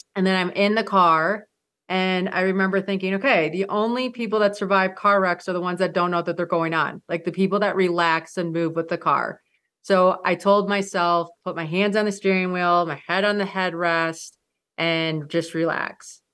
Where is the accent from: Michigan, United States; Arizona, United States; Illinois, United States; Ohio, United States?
Michigan, United States; I grew up in Michigan